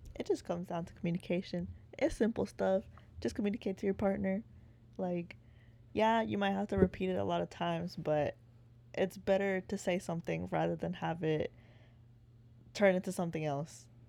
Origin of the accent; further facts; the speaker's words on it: Waco, Texas, United States; moved away as an adult; now in Austin, United States; I'm originally from Waco, born and raised